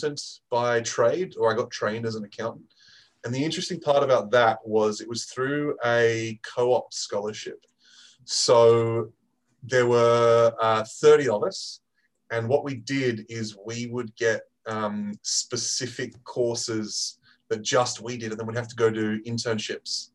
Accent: Australia; moved away as an adult; now in United Kingdom; I am originally an Aussie, and I moved to the UK for the Rugby World Cup 2015 and never left

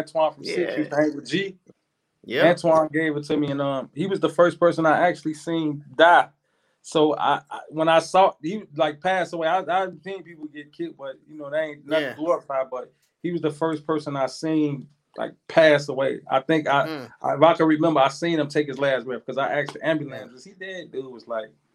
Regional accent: Chicago, Illinois, United States; moved away; I'm from Chicago

